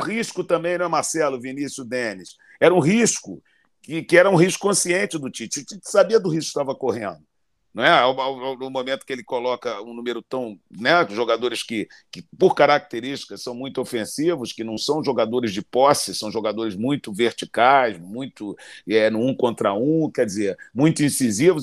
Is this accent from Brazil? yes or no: yes; Brazil; moved away; como brasileiro, como treinador internacional